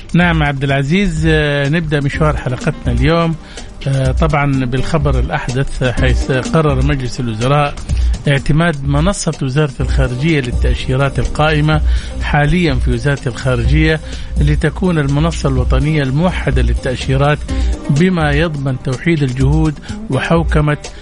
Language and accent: Arabic; Saudi Arabia